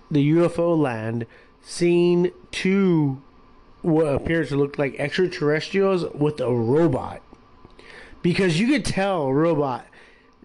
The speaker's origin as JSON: {"language": "English", "town": "Long Beach", "region": "California", "country": "United States", "said": "We're from California, Southern California, Long Beach, to be exact"}